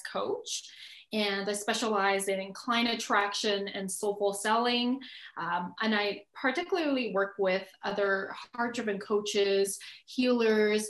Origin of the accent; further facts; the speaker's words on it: Edmonton, Alberta, Canada; also born or lived in Calgary; I was born in Calgary, actually, which is 3 hours from Edmonton, 3 hours south. And I think most people know where Calgary is. It's close to Rocky Mountains, Banff, Canada. And I was born there, but I was pretty much raised in Edmonton since I was four